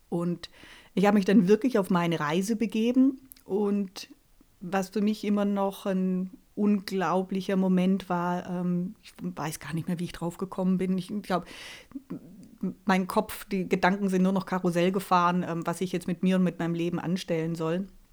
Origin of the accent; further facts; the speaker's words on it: near Reutlingen, Baden-Württemberg, Germany; also born or lived in Karlsruhe; ich komme hier aus der Nähe von Reutlingen äh, mich persönlich hat es dann doch irgendwie wieder nach Hause gezogen.